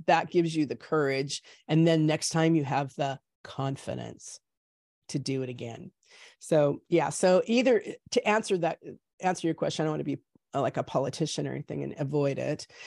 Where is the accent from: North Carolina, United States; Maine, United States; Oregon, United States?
Oregon, United States; Salem; moved away as an adult; also born or lived in Oakland, California; now in California, United States; I was born here in California, in Oakland, and then my parents moved us up when I was probably like seven or eight, um, up to Salem, Oregon